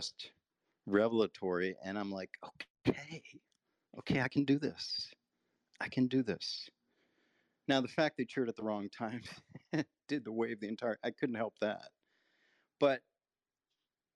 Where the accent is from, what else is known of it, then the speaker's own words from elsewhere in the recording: United States; We grew up in outside of Washington, D.C.